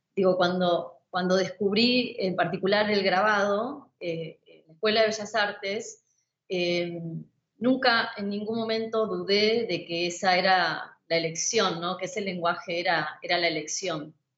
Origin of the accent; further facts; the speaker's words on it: Zárate, Buenos Aires Province, Argentina; moved away as an adult; now in Buenos Aires, Argentina; yo nací a 90 kilómetros de la ciudad de Buenos Aires, en una ciudad que se llama Zárate